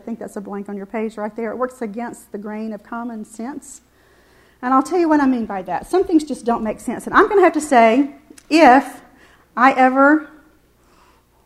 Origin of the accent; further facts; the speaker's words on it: the South, United States; I'm from the South